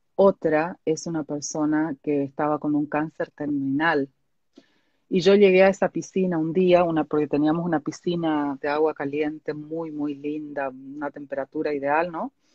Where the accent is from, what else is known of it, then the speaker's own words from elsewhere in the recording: Argentina; moved away; yo soy oriunda de Argentina